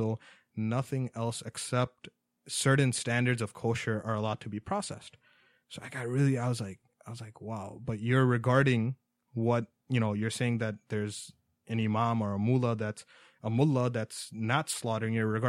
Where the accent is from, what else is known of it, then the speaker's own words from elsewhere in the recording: New York, United States; New York. I'm originally from New York.